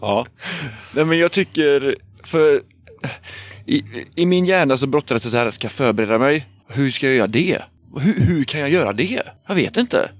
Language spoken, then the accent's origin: Swedish; Trollhättan, Västra Götaland, Sweden; moved away; also born or lived in Gothenburg; Jag är uppvuxen i Trollhättan